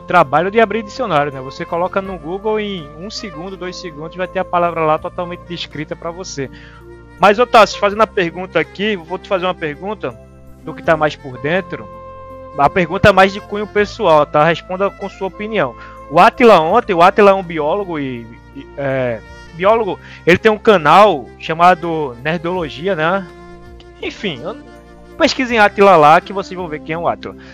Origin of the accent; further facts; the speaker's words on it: Brazil; a gente aqui do Brasil